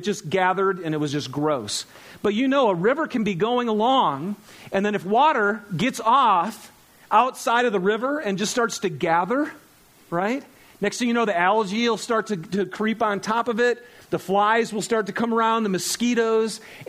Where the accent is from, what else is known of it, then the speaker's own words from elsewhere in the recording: Michigan, United States; Now, I grew up in Michigan. We didn't have the Great Salt Lake, but we had lots of swamps.